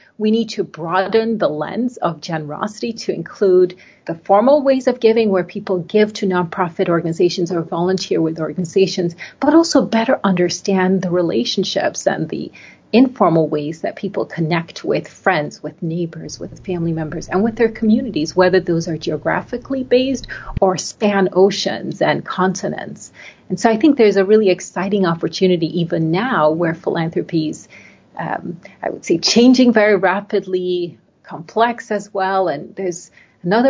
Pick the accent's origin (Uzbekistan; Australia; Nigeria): Nigeria; moved away; I grew up in Nigeria in West Africa. My mother is American. My father is Nigerian.